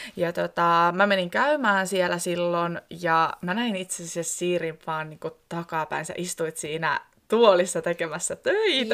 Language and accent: Finnish; Koskenkorva, South Ostrobothnia, Finland; moved away as an adult; now in Ivalo, Finland; Mä oon kotoisin Etelä-Pohjanmaalta, Koskenkorvalta, ja ennen kuin mä muutin tänne Ivaloon